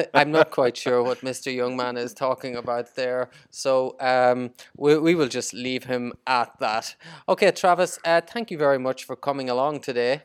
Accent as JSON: {"language": "English", "country": "Ireland", "said": "I'm, I'm Irish, we don't like basketball."}